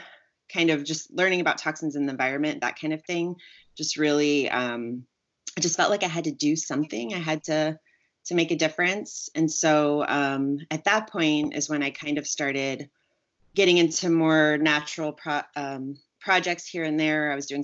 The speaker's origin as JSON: {"language": "English", "country": "Germany", "tie": "born or raised there", "moved": "as an adult", "lives_now": "United States", "said": "So I did all that growing up in Germany. So that's where I did most of it. And then I left Germany and went to the States when I was 18 to start university."}